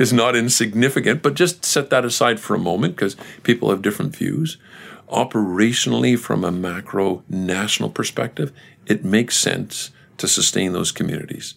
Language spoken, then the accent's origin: English; Canada; We as Canadians